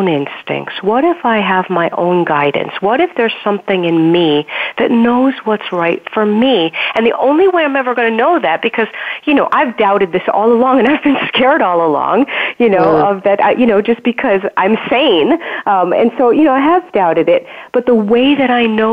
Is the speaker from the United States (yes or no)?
yes; New York City, New York, United States; born or raised there